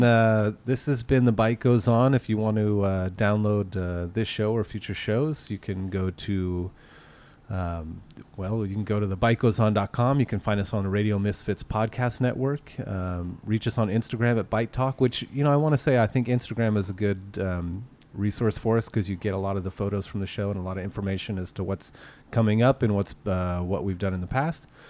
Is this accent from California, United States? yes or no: yes; Petaluma, California, United States; growing up in Petaluma